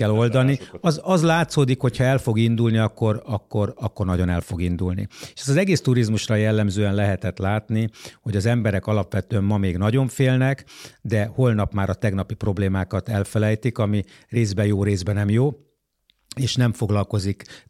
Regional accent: Budapest, Hungary; magyar emberként, budapestiként, itt élőként

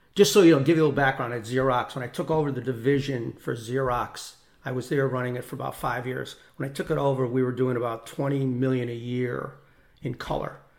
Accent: Newtown, Connecticut, United States; I grew up in Newtown, Connecticut

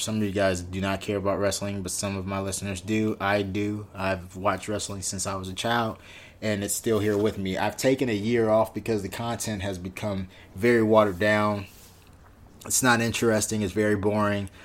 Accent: Inglewood, California, United States; my hometown, which is in Inglewood

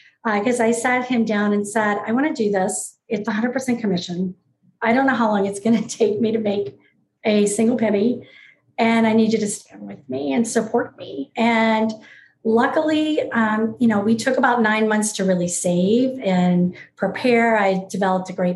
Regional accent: New Orleans, Louisiana, United States; moved away as an adult; also born or lived in Gainesville, Florida / West Coast of Florida; I was born and raised in New Orleans, Louisiana.

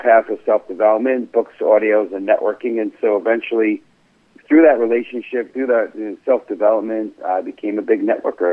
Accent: New York City, New York, United States; now in Stamford, United States; born and raised in the Bronx

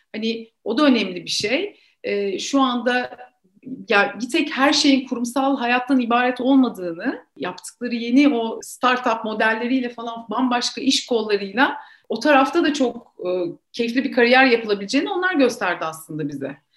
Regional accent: Ankara, Turkey; moved away as an adult; now in Istanbul, Turkey; ben Ankaralıyım.

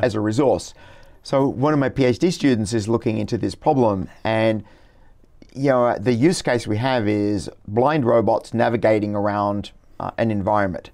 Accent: Brisbane, Queensland, Australia; my hometown, Brisbane

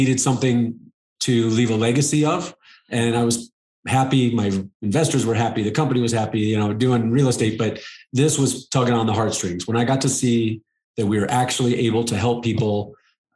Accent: Arizona, United States; I live in Arizona. I grew up in Arizona.

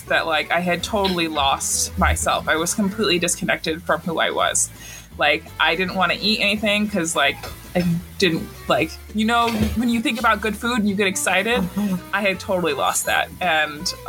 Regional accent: Montana, United States; I'm from Montana

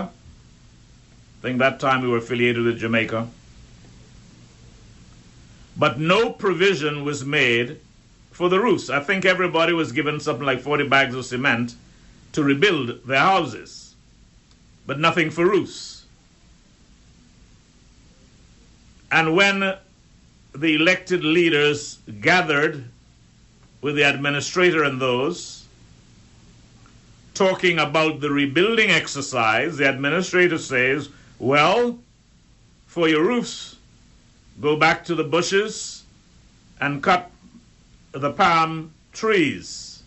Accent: Turks & Caicos Islands; growing up in Middle Caicos

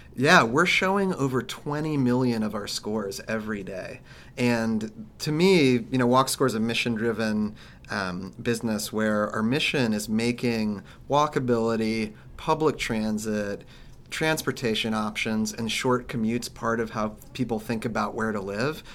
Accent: Kansas, United States; I grew up in Kansas

